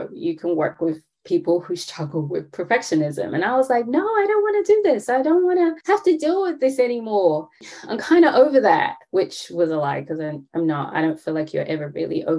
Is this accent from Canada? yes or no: no; London, United Kingdom; now in Atlanta, United States; I am from London, born and raised, to Caribbean parent, but I do live in Atlanta